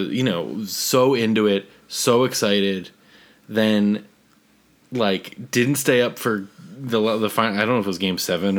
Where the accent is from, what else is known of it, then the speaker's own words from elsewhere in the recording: Philadelphia, Pennsylvania, United States; we're from Philadelphia